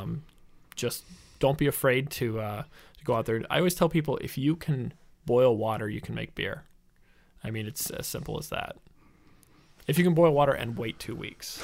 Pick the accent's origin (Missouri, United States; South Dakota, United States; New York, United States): Missouri, United States; St. Louis; moved away as an adult; also born or lived in Illinois; now in Milwaukee, United States; I'm originally from the Saint Louis area.